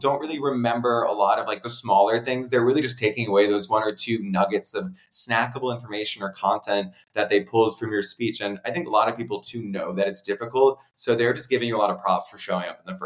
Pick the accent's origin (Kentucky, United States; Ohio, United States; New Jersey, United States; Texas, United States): New Jersey, United States; Princeton; I grew up right outside of Princeton